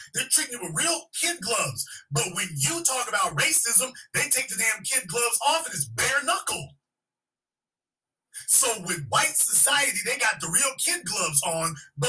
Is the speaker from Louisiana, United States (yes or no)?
yes; Louisiana, United States; I'm from Louisiana, and I can definitely tell you Chicago is right up there with anything I've ever seen.